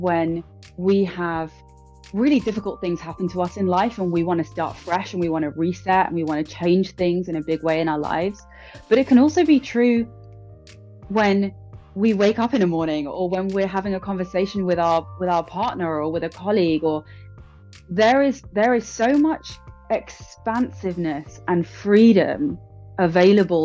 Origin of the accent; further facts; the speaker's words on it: London, United Kingdom; born and raised in London.